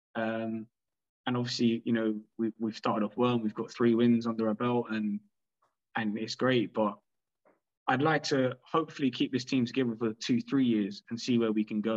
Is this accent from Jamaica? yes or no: no; London, United Kingdom; I grew up in London